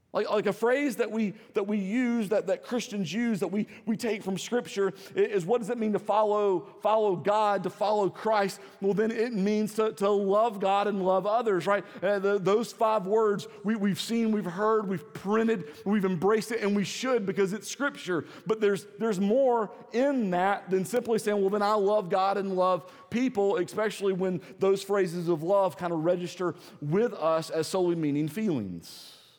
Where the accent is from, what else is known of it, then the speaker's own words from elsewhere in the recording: the South, United States; accent: Southern; I don't think that I have a really strong Southern accent